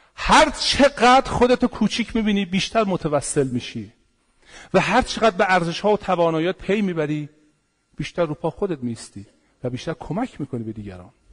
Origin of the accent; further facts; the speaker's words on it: Iran; پدران ما تخت جمشید رو ساختن پاسارگاد رو ساختن